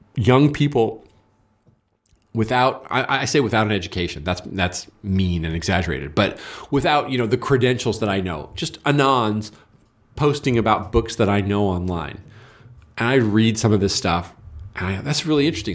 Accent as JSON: {"language": "English", "region": "California", "country": "United States", "said": "I'm from California"}